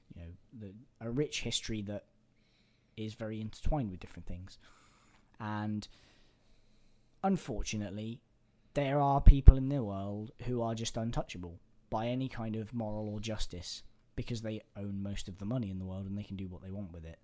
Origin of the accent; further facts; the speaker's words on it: England, United Kingdom; I'm an Englishman